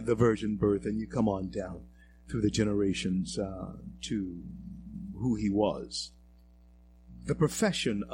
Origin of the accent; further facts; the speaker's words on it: Shreveport, Louisiana, United States; also born or lived in Colorado; my hometown of Shreveport, Louisiana